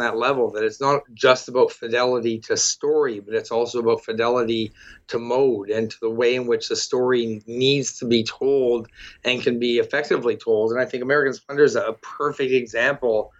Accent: Toronto, Ontario, Canada; I'm from Toronto

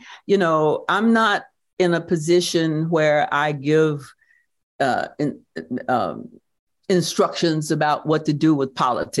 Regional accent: Due West, South Carolina, United States; born there; People used to say when I said I was born in Due West, they would say, Due West of what? But I'm putting it on the map.

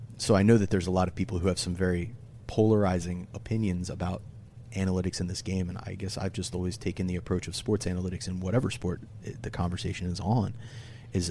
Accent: Delaware, United States; I'm from Delaware.

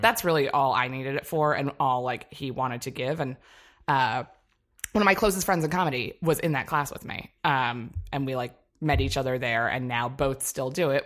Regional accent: Annapolis, Maryland, United States; moved away; I'm from Annapolis, Maryland

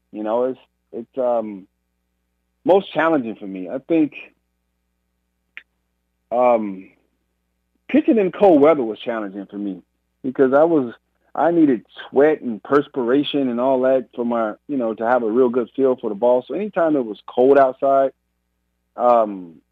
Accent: Gary, Indiana, United States; not too far from where I grew up in Gary

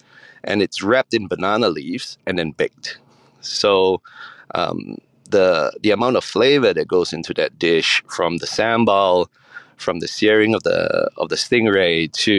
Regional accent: Singapore; So I grew up in Singapore, and I come from a background where I'm Peranakan.

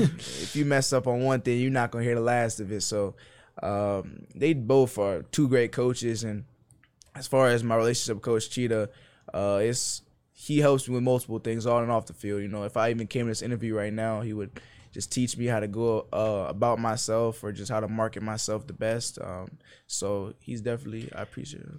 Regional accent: Maryland, United States; moved away as an adult; now in Blacksburg, United States; I'm from Maryland

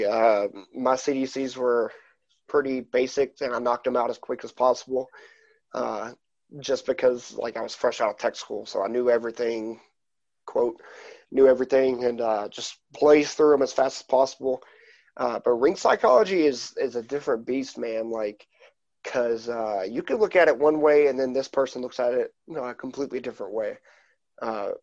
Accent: East Coast, United States; moved away; my hometown area of the East Coast and Canada

